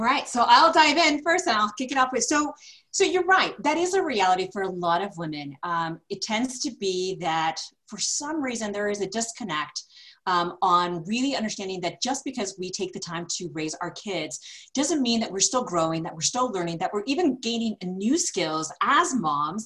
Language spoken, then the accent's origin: English; California, United States; moved away as an adult; now in Denver, United States; I'm originally from California, moved out to Denver, now cementing roots here 19 years later